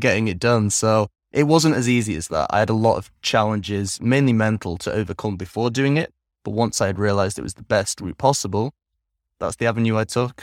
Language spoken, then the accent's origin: English; England, United Kingdom; moved away as an adult; also born or lived in Netherlands; now in Vietnam; I grew up primarily in England, from the ages of three until twenty-two